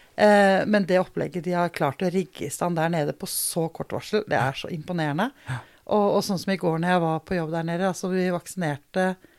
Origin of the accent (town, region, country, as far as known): Denmark; born or raised there; now in Norway